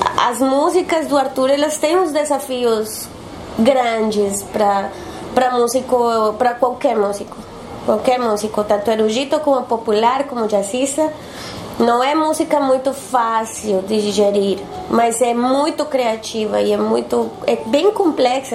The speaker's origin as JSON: {"language": "Portuguese", "region": "Bogotá", "country": "Colombia", "tie": "born or raised there", "also_born_or_lived": "Bucaramanga / Salvador / São Paulo", "second_language": "Portuguese", "moved": "as an adult", "lives_now": "Porto Alegre, Brazil", "said": "eu sou de Bogotá. Nasci numa cidade que se chama Bucaramanga, mas é, me criei e, e, morei sempre em, Bogotá."}